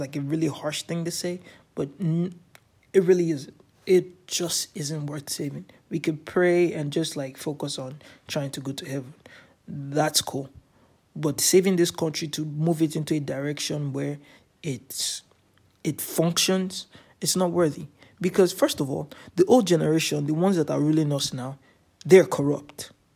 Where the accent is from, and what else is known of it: Nigeria; also born or lived in Canada